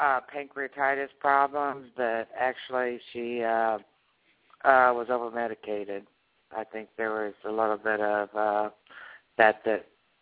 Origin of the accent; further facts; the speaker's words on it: Springfield, Illinois, United States; Springfield, Illinois.